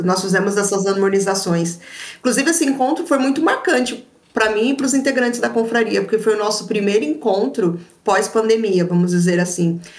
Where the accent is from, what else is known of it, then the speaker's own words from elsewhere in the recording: São Paulo, Brazil; eu sou de São Paulo.